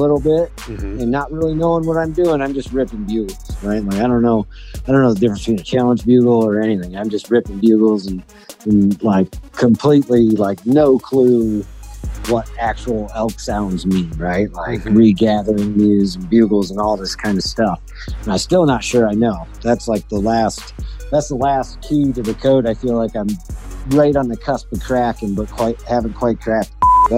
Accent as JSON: {"language": "English", "region": "East Coast", "country": "United States", "tie": "born or raised there", "moved": "yes", "said": "I grew up on the East Coast."}